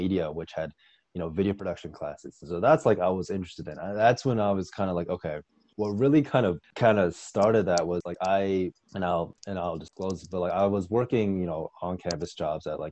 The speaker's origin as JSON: {"language": "English", "region": "southern Wisconsin", "country": "United States", "tie": "born or raised there", "also_born_or_lived": "Evanston, Illinois", "moved": "as an adult"}